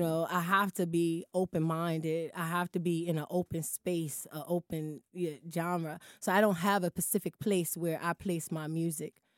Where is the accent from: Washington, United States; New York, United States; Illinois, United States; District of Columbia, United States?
District of Columbia, United States; Washington; me growing up in Southeast, my younger part of my years